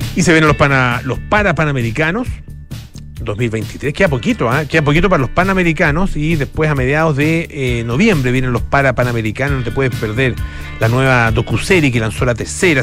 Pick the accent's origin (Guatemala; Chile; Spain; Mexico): Chile